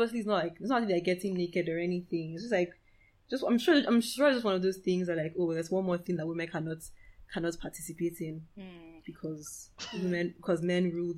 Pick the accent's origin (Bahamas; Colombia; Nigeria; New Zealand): Nigeria; Cross River; I'm from Cross, this is … by the way, I'm from Cross River State, and I know, like, from my experiences going to Calabar every once in a while